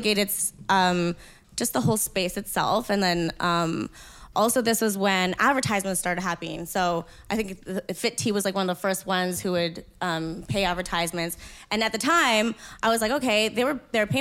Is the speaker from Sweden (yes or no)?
no; Winnipeg, Manitoba, Canada; I'm from Winnipeg.